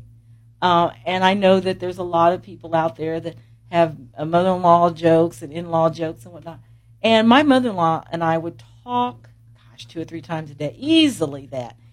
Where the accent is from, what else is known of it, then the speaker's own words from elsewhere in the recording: Columbus, Indiana, United States; I'm from Columbus